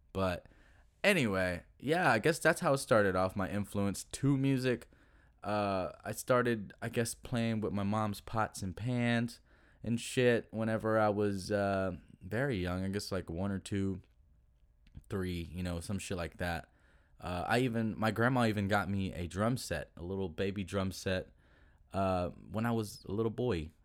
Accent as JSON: {"language": "English", "town": "Duncanville", "region": "Texas", "country": "United States", "tie": "born or raised there", "said": "I grew up was in Duncanville, Duncanville, Texas"}